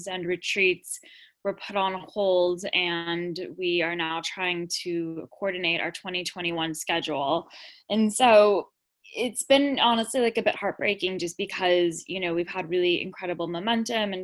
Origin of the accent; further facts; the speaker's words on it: Los Angeles, California, United States; accent: SoCal drawl; now in United Kingdom; I'm from Los Angeles originally, so I have that kind of SoCal drawl.